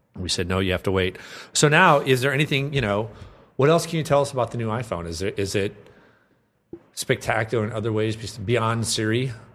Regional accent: Minnesota, United States; I'm from Minnesota

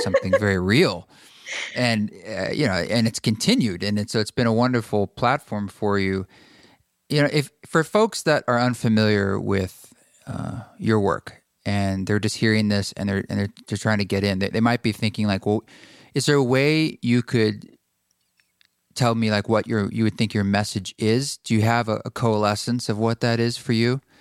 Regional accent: United States; being a white male growing up in America

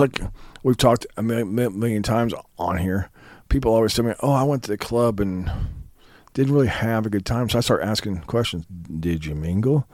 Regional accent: Kansas, United States; I'm from Kansas

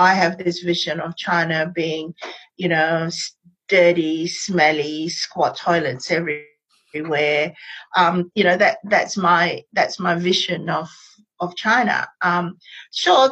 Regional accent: Malaysia; now in Australia; I am Malaysian Chinese. My parents grew up in colonial Malaysia, so I'm post-colonial. We speak English at home

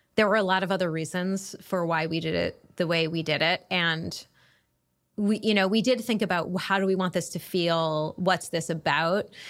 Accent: New England, United States; moved away as an adult; also born or lived in Chicago; now in Washington, D.C., United States; I'm from New England

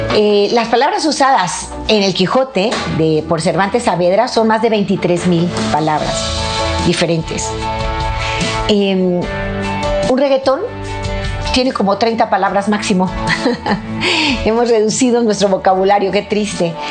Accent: Mexico; soy de México

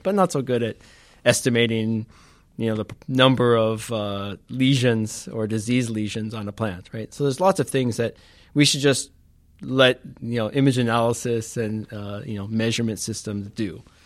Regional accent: Los Angeles, California, United States; moved away; I grew up in California

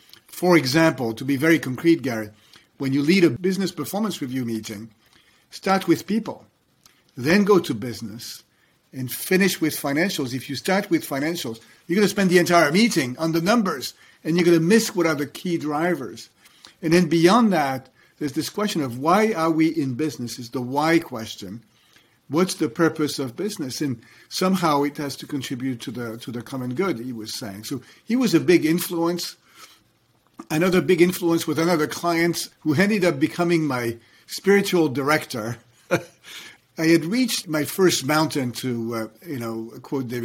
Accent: France; moved away; I was growing up in France

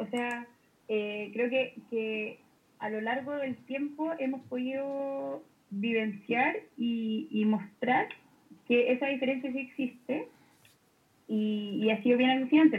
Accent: Talca, Maule, Chile; moved away; Yo vengo de Talca, papá viene viene del campo

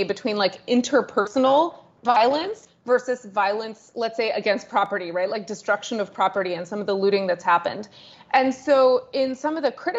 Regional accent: United States; accent: American; I'm American, as you might be able to tell by my accent

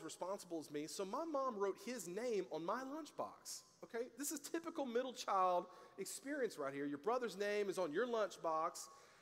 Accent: the South, United States; I grew up in the South.

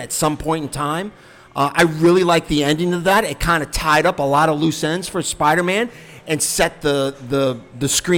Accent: Northern Virginia, United States; growing up in Northern Virginia as little boys

